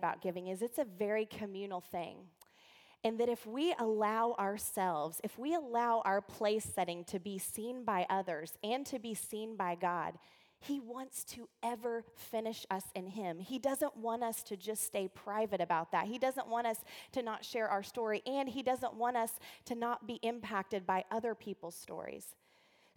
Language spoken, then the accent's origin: English; the South, United States; I'm from the South